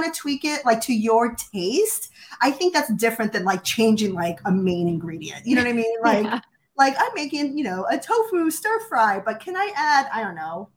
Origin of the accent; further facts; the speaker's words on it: New York City, New York, United States; also born or lived in Hawaii / Southern California; now in Pacific Northwest, United States; I grew up originally in Brooklyn, New York, in a Jewish family, and we moved to Hawaii and Southern California